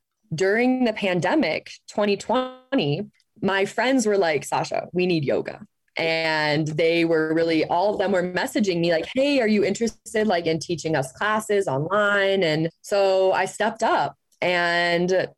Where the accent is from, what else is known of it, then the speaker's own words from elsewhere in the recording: Ohio, United States; moved away as an adult; also born or lived in Phoenix; I grew up in Ohio and grew up in the Catholic faith